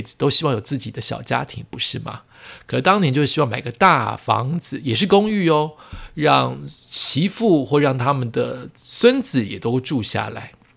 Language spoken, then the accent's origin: Chinese; Yonghe, New Taipei, Taiwan; also born or lived in Zhonghe, New Taipei; 我从永和搬到中和，永和是我高中以前的家